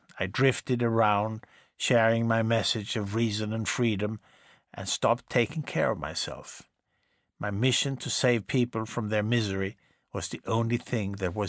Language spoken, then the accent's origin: English; Bronx, New York, United States; born there; I was born here in the Bronx. I became a carpenter like my father.